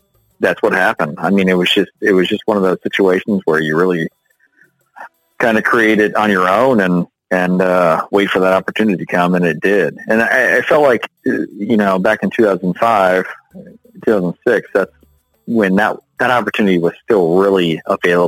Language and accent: English; Winter Park, Florida, United States; Born and raised in Central Florida. So I grew up in Winter Park